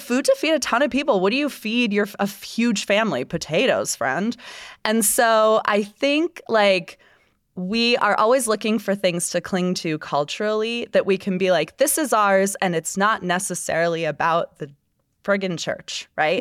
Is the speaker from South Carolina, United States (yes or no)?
no; Florida, United States; also born or lived in Utah; now in Salt Lake City, United States; my home state of Florida